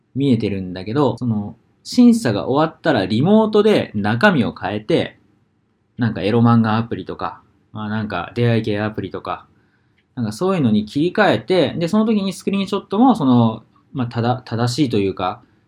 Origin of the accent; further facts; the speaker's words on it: Hokuriku, Japan; now in Sapporo, Japan; 地元北陸なんで